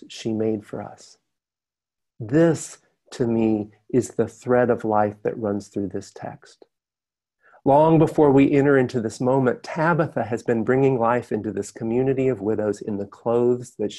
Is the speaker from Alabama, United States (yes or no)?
yes; Alabama, United States; my home state of Alabama